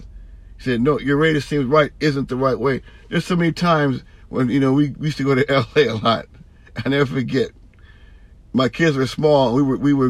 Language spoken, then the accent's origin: English; San Francisco and Oakland area, California, United States; now in Vallejo, United States; I'm from San Francisco and Oakland area and now Vallejo